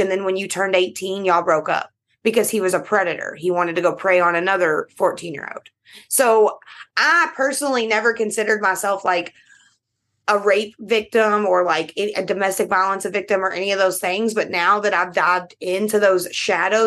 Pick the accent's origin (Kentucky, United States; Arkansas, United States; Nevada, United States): Kentucky, United States; I am from Kentucky, and you know, all the bourbon in the world is made here